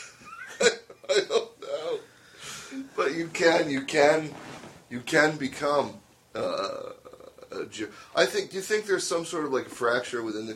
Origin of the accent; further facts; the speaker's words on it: United States; I'm American